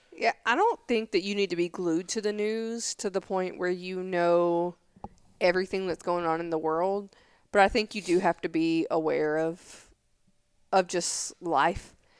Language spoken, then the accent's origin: English; Tennessee, United States; moved away; I'm from Tennessee